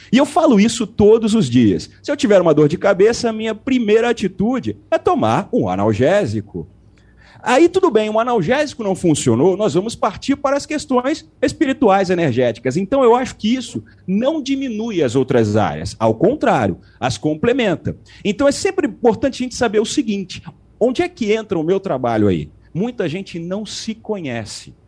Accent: Rio de Janeiro, Brazil; Eu sou do Rio de Janeiro, estou no Rio agora.

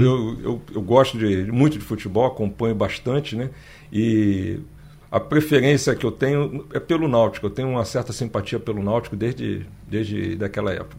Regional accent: Rio de Janeiro, Brazil; moved away as an adult; also born or lived in Brasília; now in Recife, Brazil; eu sou do natural do Rio de Janeiro

